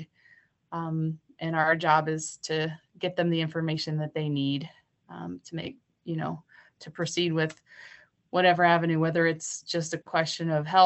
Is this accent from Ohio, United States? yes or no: yes; Southern Ohio, United States; moved away as an adult; also born or lived in California; now in Montana, United States; I grew up born and raised in Southern Ohio